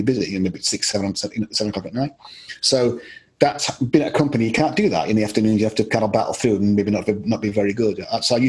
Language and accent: English; Yorkshire and the Humber, United Kingdom; also born or lived in Scotland; I lived a lot of my life in Yorkshire